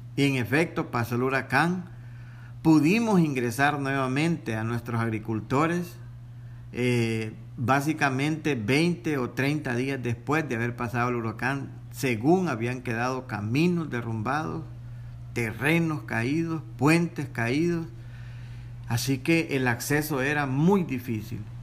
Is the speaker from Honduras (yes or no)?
yes; Honduras; como hondureños